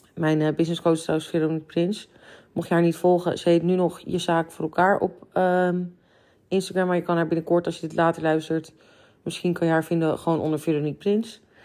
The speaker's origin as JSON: {"language": "Dutch", "area": "near Amsterdam", "region": "North Holland", "country": "Netherlands", "said": "wij komen uit de buurt van Amsterdam"}